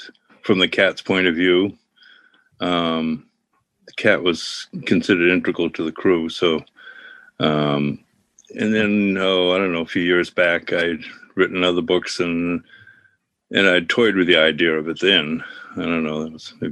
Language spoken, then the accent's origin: English; Ogunquit, Maine, United States; I grew up in Perkins Cove, Southern Maine, Nagunkwit